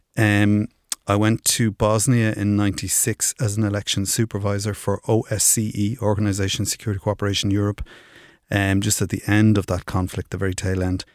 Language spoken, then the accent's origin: English; Dublin, Leinster, Ireland; I grew up in Finglas